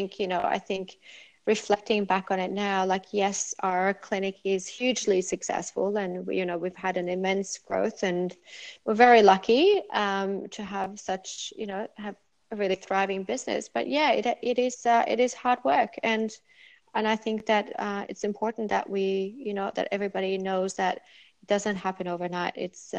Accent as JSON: {"language": "English", "country": "Norway", "tie": "born or raised there", "second_language": "English", "moved": "yes", "said": "Yeah, I'm from Norway. I grew up there."}